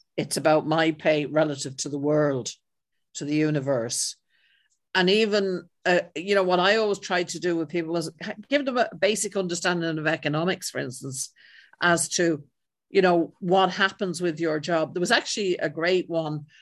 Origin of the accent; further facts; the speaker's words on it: Ireland; I'm white and I'm Irish